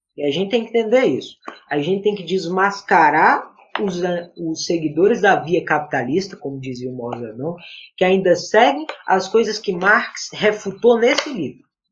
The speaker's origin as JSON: {"language": "Portuguese", "region": "Northeast Region", "country": "Brazil", "tie": "born or raised there", "said": "eu sou nordestino, eu nasci no Nordeste"}